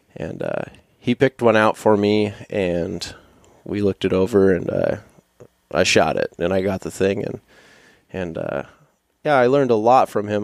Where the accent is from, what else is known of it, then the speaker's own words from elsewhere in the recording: Fairbanks, Alaska, United States; born and raised here. I was born here in Fairbanks